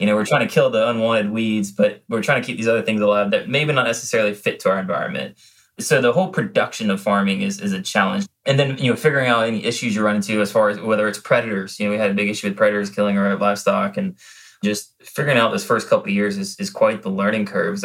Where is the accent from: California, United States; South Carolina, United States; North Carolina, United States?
South Carolina, United States; Low Country; growing up in the Low Country